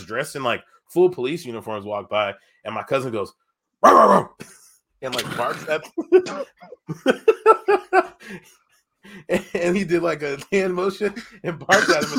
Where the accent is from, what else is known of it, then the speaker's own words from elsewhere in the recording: Tacoma, Washington, United States; I'm from Tacoma.